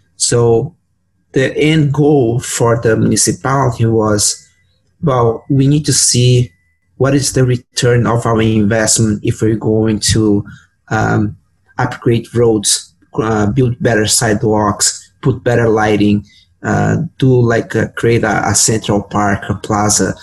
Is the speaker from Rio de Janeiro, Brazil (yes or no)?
no; São Paulo, Brazil; moved away as an adult; now in Edmonton, Canada; I was working as a planner uh, in Brazil because I'm from Sao Paulo.